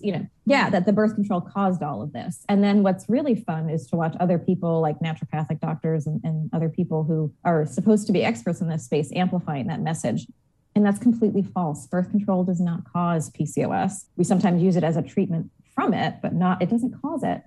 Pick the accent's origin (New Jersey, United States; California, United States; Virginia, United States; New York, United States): New York, United States; Long Island; now in Portland, United States; I grew up on the complete opposite coast in New York, um, on Long Island specifically